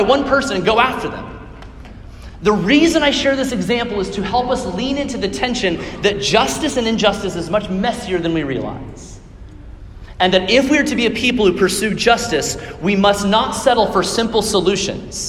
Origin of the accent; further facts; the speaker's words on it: Johnson County, Kansas, United States; I'm from Johnson County. I love Johnson County